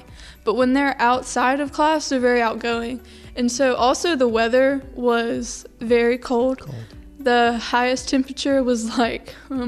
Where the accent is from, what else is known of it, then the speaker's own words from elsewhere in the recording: Albany, Georgia, United States; I'm from Albany, and I went to school here at GSW.